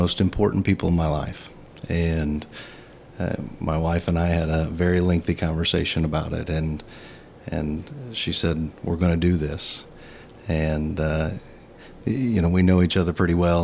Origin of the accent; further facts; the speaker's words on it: Danville, United States; I grew up here in Danville and graduated from Danville High School in 1992